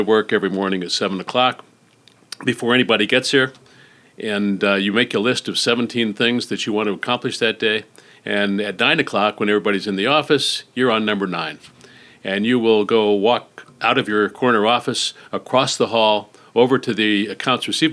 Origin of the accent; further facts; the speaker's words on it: Phoenix, Arizona, United States; I was born in Phoenix. I went to school at the University of Arizona